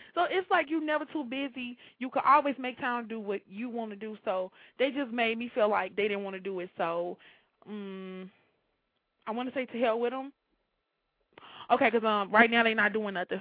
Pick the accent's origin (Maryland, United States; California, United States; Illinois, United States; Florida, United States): Illinois, United States; Chicago